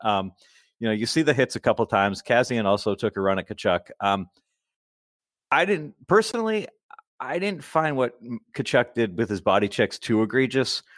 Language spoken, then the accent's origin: English; Massachusetts, United States; I'm from Massachusetts and we all speak like complete idiot Neanderthals here.